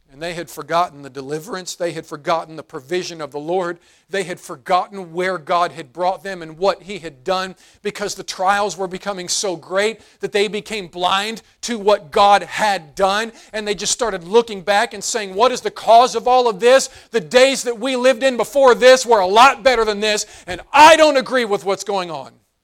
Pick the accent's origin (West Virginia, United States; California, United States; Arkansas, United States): West Virginia, United States; moved away; I grew up in West Virginia, and, and I loved the hills, I loved country life